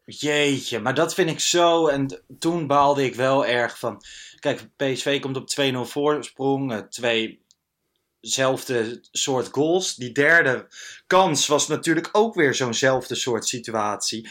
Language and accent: Dutch; Lochem, Gelderland, Netherlands; moved away; Ik kwam uit uh, Lochem, daar was ik geweest, in de, in de achterhoek waar ik opgegroeid ben.